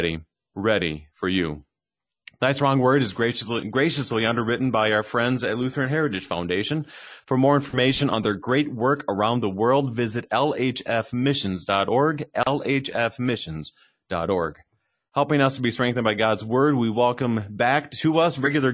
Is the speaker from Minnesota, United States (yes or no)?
yes; Minnesota, United States; accent: Minnesotan; also born or lived in East Coast; I am truly Minnesotan. No matter what I've done, the only thing I've ever changed in my lingo is I grew up saying pop, but now I say soda